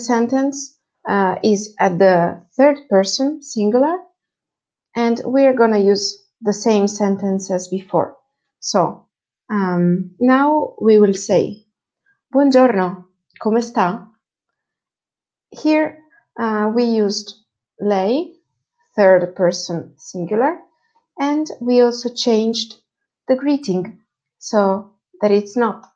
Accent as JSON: {"language": "English", "country": "Italy", "first_language": "Italian", "second_language": "English", "said": "I'm also an Italian native speaker"}